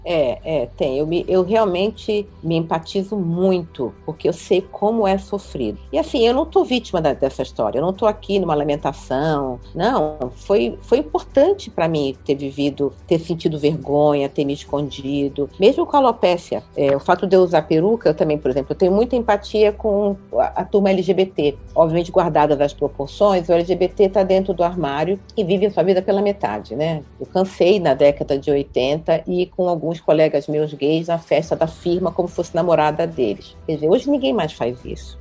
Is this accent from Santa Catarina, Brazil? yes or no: no; Rio de Janeiro, Brazil; moved away as an adult; now in São Paulo, Brazil; Eu, eu nasci no Rio de Janeiro, numa família de baixa renda